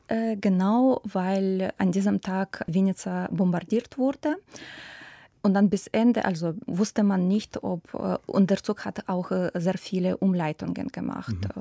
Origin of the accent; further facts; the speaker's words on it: Ukraine; German is a second language; now in Germany; meine Heimat, für mein Land oder für meine Familie